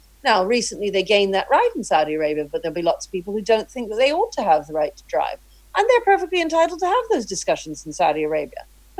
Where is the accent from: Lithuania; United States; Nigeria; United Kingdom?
United Kingdom; England; But that doesn't mean that I can't both feel that I'm British and have an affinity towards Jamaica. I certainly don't feel Jamaican.